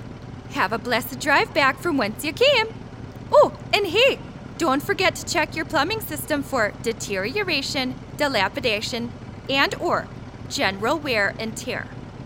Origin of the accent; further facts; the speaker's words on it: Shorewood, Wisconsin, United States; also born or lived in Oconomowoc; now in Scottsdale, United States; Well, you know, born and raised in Shorewood, Wisconsin, but spent most of my formative years in Oconomowoc.